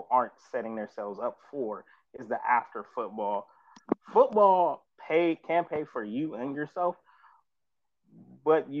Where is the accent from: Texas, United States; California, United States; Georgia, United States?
Georgia, United States; Atlanta; I am from Atlanta.